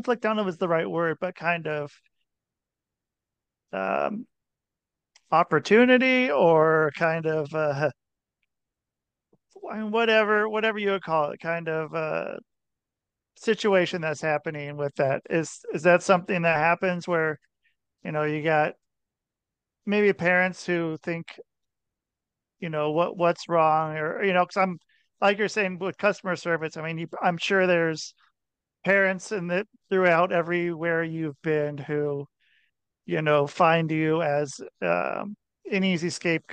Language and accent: English; outside of Portland, Oregon, United States; I grew up outside of Portland, Oregon